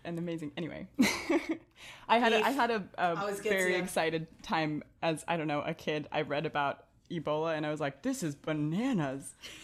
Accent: Arizona, United States; also born or lived in Morocco; I grew up in Arizona

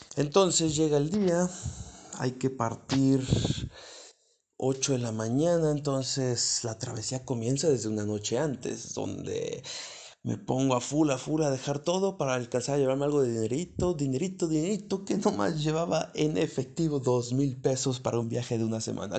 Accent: Mexico; como buenos mexicanos

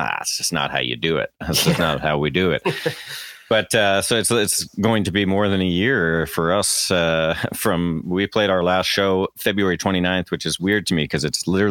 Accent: Canada; accent: Canadian; moved away as an adult; now in Chattanooga, United States; I still have my Canadian

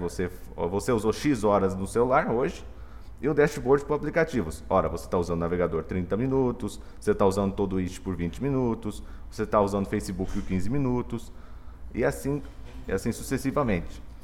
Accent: Dourados, Mato Grosso do Sul, Brazil; sou de Dourados, Mato Grosso do Sul

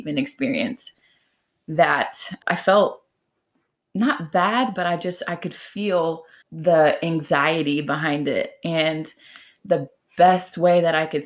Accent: Omaha, Nebraska, United States; moved away as an adult; also born or lived in Kansas / Texas; I grew up in Omaha, Nebraska, and from there, I received a scholarship to play softball at the University of Kansas

